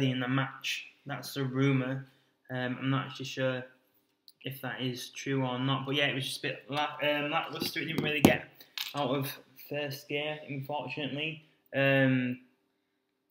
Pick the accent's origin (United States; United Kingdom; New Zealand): United Kingdom; as we are from the UK.